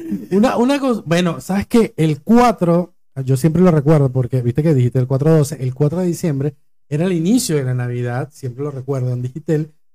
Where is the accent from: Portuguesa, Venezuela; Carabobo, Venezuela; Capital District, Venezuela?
Portuguesa, Venezuela; Acarigua; now in Argentina; en Acarigua, del pueblo de donde yo vengo